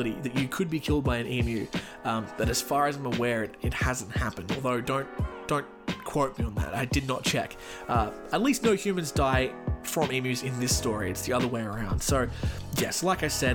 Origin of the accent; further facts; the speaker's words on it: Australia; my home country, Australia